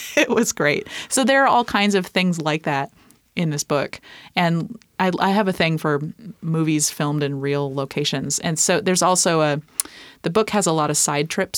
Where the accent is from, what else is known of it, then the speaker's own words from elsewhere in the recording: East Coast, United States; moved away as an adult; also born or lived in Minneapolis; now in Tacoma, United States; I grew up on the East Coast.